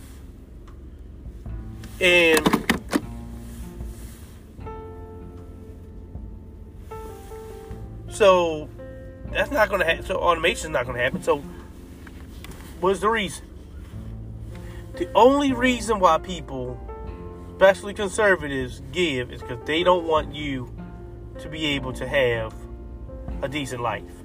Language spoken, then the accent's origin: English; United States; We are American citizens